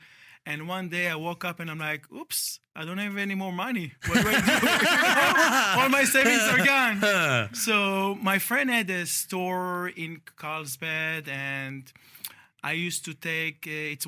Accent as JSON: {"language": "English", "country": "Israel", "moved": "as an adult", "lives_now": "San Diego, United States", "said": "I am 44 years old. I am from Israel. Thank God I don't have any accent."}